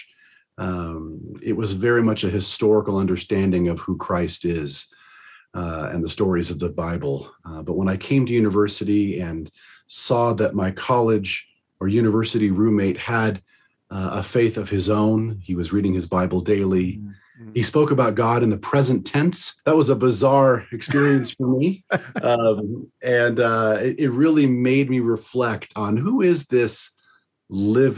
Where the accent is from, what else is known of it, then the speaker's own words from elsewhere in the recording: Arizona, United States; I'm from originally from the state of Arizona